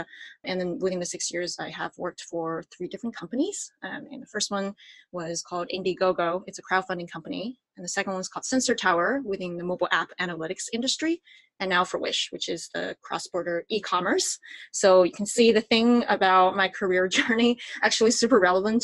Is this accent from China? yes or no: yes; Sichuan, China; moved away as an adult; also born or lived in Virginia, United States; now in San Francisco, United States; I was born and raised in Sichuan, China, and I moved to the United States to attend UVA, our alma mater, for college